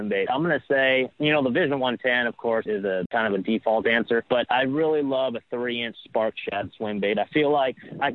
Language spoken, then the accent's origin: English; California, United States; moved away; I grew up in California